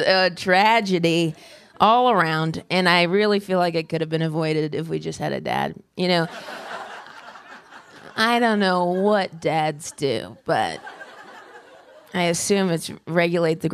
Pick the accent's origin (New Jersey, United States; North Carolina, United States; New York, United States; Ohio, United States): Ohio, United States; Dayton; Dayton, my hometown of Ohio